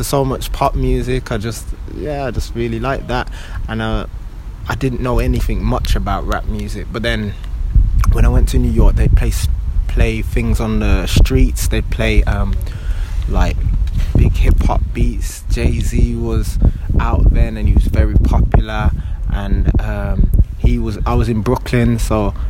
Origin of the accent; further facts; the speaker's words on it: Birmingham, West Midlands, United Kingdom; now in London, United Kingdom; I was born and bred in Birmingham